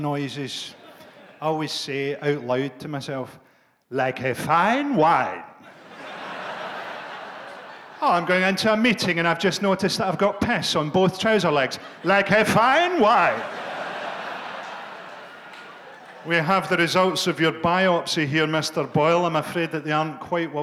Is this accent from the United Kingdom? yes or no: yes; Glasgow, Scotland, United Kingdom; when we grew up in Glasgow